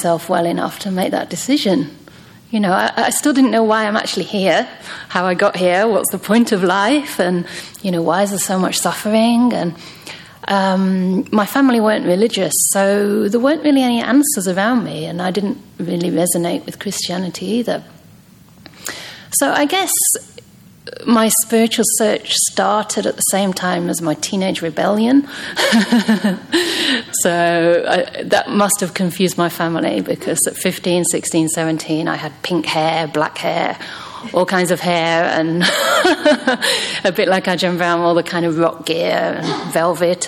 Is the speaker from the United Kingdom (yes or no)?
yes; England, United Kingdom; moved away as an adult; also born or lived in Myanmar; So originally I'm from England. But it's strange because even growing up, I didn't really feel very English